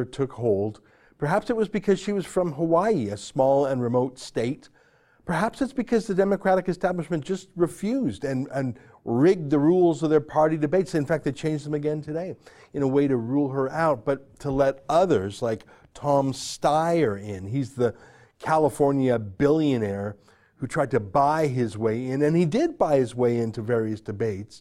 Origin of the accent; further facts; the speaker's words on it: Canada; I'm a Canadian